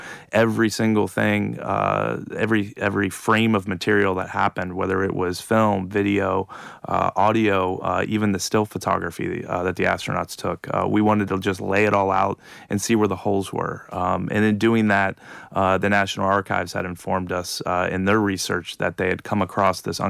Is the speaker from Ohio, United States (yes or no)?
yes; Ohio, United States; I did grow up in the same part of the world as Neil Armstrong and John Glenn and the Wright brothers